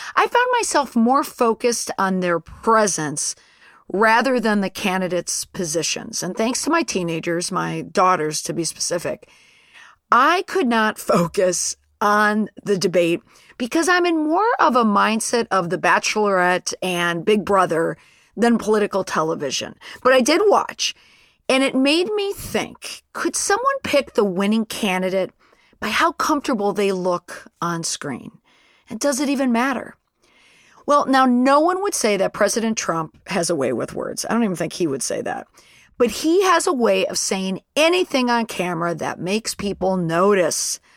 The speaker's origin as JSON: {"language": "English", "town": "Saint Paul", "region": "Minnesota", "country": "United States", "said": "I am from Senator Klobuchar's home state of Minnesota"}